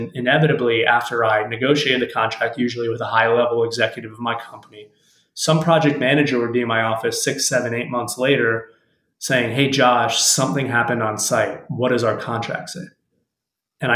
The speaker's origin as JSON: {"language": "English", "town": "Miami", "region": "Florida", "country": "United States", "tie": "born or raised there", "said": "I was in Miami, Florida, my hometown"}